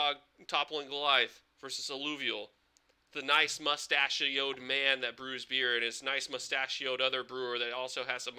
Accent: Newton, Iowa, United States; I'm from Newton

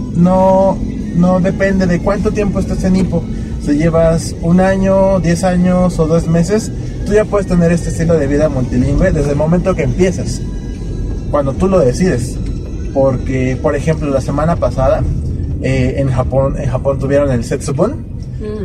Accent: Mexico; nosotros como, como personas, como mexicanos

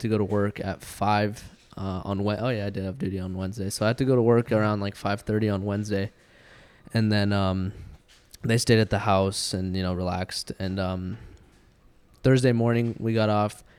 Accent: Washington, United States; moved away as an adult; now in California, United States; we grew up in Washington

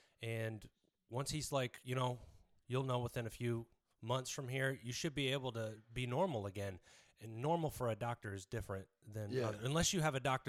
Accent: Biloxi, Mississippi, United States; born there; also born or lived in Lakenheath, England; I was born in Biloxi, Mississippi, and at 3 years old, we went over there.

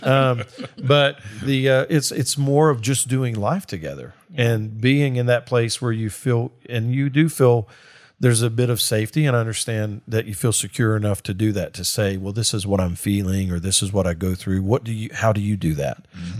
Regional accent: Mississippi, United States; I'm from Mississippi

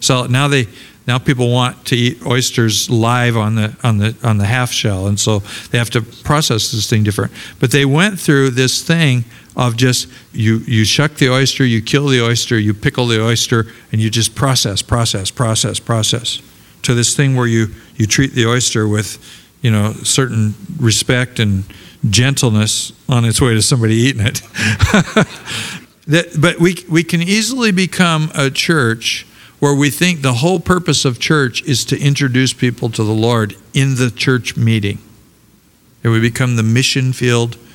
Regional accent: Portland, Oregon, United States; moved away; also born or lived in Los Angeles, California; I grew up in Portland, Oregon

